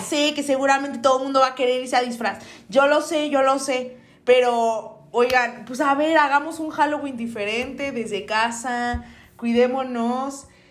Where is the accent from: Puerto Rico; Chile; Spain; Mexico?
Mexico